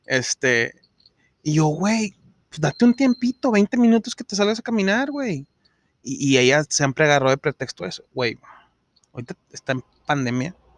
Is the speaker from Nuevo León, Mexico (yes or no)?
yes; Monterrey, Nuevo León, Mexico; nosotros como regios